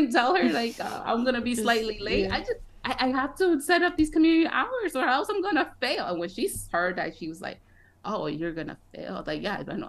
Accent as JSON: {"language": "English", "region": "Connecticut", "country": "United States", "tie": "born or raised there", "also_born_or_lived": "Brooklyn, New York", "said": "I was born in Brooklyn, but I was raised most of my life in Connecticut, in a Mexican household"}